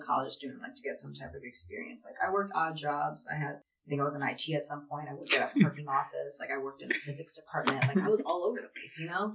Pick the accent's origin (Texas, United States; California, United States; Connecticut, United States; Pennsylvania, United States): Pennsylvania, United States; Philadelphia; I grew up in West Philadelphia